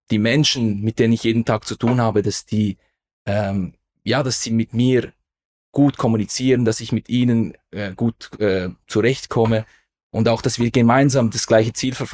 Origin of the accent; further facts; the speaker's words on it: Aarau, Aargau, Switzerland; Also ich bin in Aarau zur Schule gegangen. Also da sind wir eigentlich fast Nachbarn gewesen. Also ich bin in der Nähe von, vom, von Aarau. Das ist die Hauptstadt unseres Kantons, also Kanton Aargau.